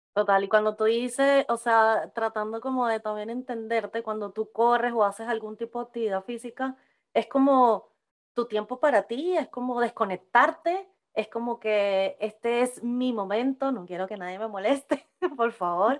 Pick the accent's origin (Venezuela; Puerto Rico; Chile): Venezuela; moved away as an adult; yo también salí como a los 22, 23 años de Venezuela